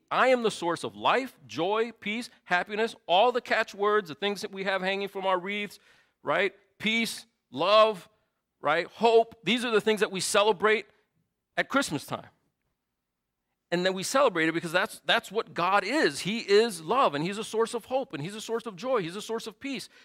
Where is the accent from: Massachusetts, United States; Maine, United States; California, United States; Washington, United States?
Massachusetts, United States; Lawrence; moved away as an adult; now in Chicago, United States; I was born in Lawrence, Massachusetts